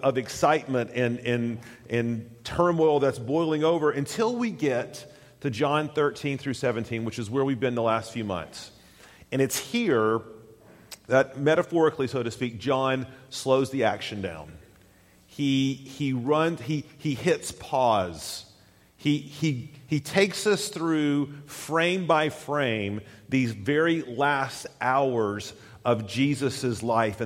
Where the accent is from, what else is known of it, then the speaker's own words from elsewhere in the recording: Tennessee, United States; moved away; I grew up in Tennessee, went to college at the University of Tennessee